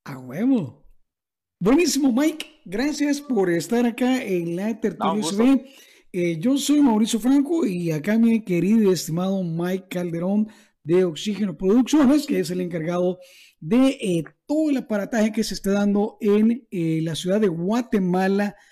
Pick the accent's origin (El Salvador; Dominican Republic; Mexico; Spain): El Salvador; para mí como salvadoreño, para nosotros en El Salvador